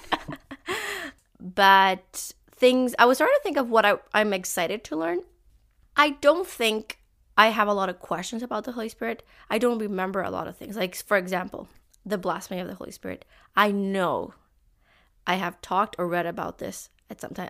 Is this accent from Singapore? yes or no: no; Puerto Rico; now in Canada; I am from Puerto Rico, and I grew up in a, an alliance church